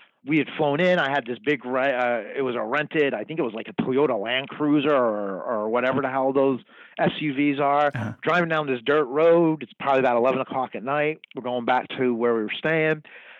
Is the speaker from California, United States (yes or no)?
no; New Jersey, United States; now in Kansas City, United States; I'm an Irish kid from Jersey.